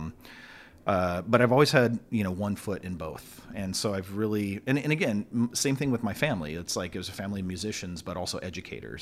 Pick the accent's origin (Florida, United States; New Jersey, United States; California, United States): California, United States; Long Beach; also born or lived in Torrance, California; born in Torrance, California, but, uh, raised in Long Beach